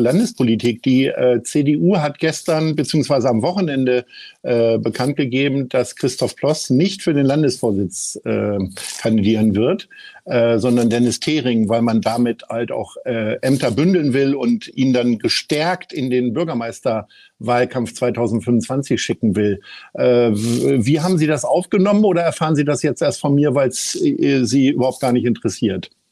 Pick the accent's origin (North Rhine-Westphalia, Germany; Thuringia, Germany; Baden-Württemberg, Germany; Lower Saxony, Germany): Lower Saxony, Germany; now in Hamburg, Germany; ich bin ja nun gebürtiger Niedersachse